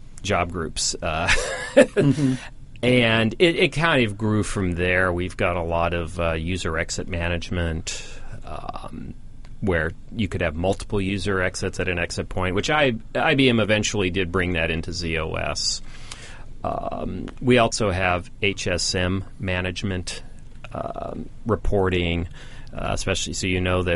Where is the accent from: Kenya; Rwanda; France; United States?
United States; Los Angeles, California; moved away; where I grew up back in the Los Angeles area